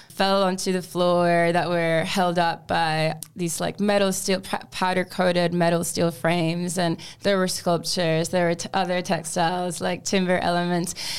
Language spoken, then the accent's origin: English; Mérida, Venezuela; now in Australia; back in my home country of Venezuela. I was born in Merida, which is a stunning city located in a valley in the Andes mountain range. And I grew up with Uh, my mom, my uncle, my grandparents.